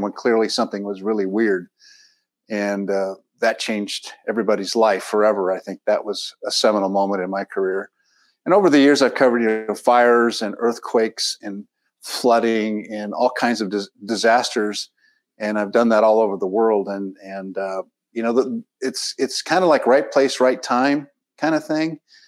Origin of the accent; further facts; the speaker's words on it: San Diego, California, United States; now in Los Angeles, United States; I spent a bit of time in San Diego, my hometown, working as a reporter. Got a job at CBS News in New York.